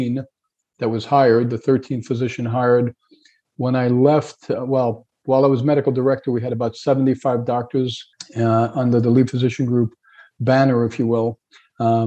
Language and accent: English; New York, United States; moved away as an adult; also born or lived in Hauppauge, New York; now in Fort Myers, United States; I grew up in New York.